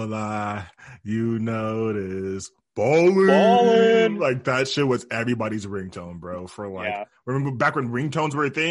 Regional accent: Sacramento, California, United States; with me and Alan, we're from Sac in the Bay

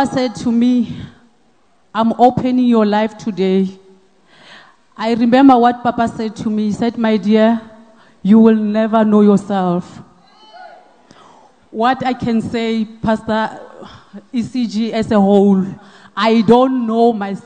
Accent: Mokopani, Limpopo, South Africa; I'm originally from Limpopo, Polokwane, Mokopani

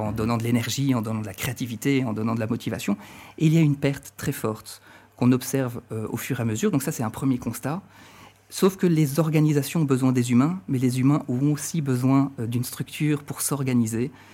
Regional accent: France; moved away as an adult; also born or lived in Marne-la-Vallée, France; now in Brussels, Belgium; je suis français d'origine. Ça fait dix à douze ans, douze ans que je vis et travaille en, en Belgique

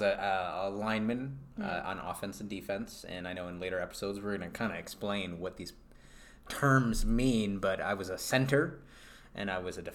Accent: on the border of New York, Massachusetts, United States; now in Denver, United States; on the border of New York and Massachusetts, and my family was Yankees fans

